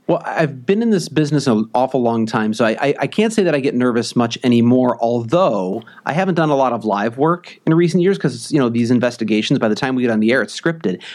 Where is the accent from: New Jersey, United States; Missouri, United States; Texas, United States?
Missouri, United States; moved away as an adult; also born or lived in Iowa; now in Wisconsin, United States; I grew up in Missouri